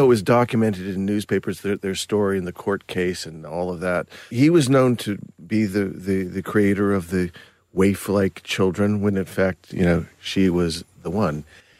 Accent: Burbank, California, United States; The artwork was something I grew up with in Burbank.

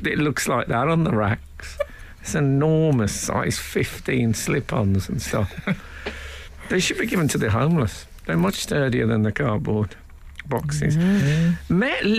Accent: Birmingham, West Midlands, United Kingdom; When I was growing up in Birmingham

